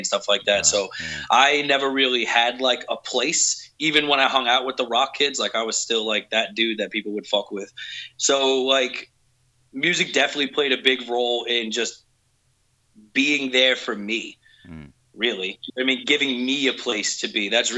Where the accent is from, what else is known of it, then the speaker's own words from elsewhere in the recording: New York City, New York, United States; moved away; I originally grew up in New York City in a shitty little place called Staten Island